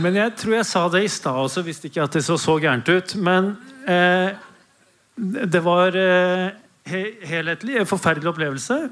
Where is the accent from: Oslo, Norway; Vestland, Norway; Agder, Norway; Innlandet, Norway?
Oslo, Norway; also born or lived in Denmark; jeg er født i Danmark og vokste opp på Oslo vest